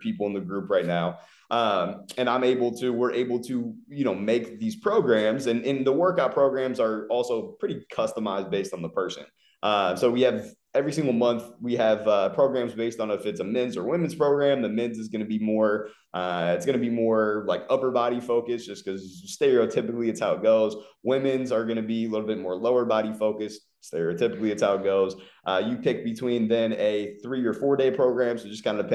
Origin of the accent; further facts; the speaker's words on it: Ohio, United States; moved away as an adult; also born or lived in Los Angeles / Philadelphia; now in Fort Lauderdale, United States; I'm originally from Ohio. I lived there for the first 24 years of life, and then I moved to Los Angeles in February of 2019